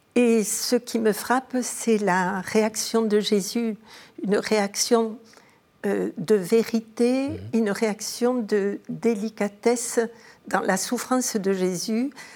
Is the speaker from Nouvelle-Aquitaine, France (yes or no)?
no; Montauban, Occitania, France; mon enfance est à Montauban